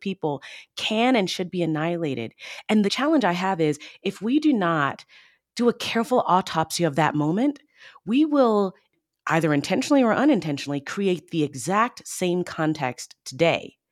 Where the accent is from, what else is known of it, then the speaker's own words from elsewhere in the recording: Baltimore, Maryland, United States; I grew up in the Baltimore, D C area.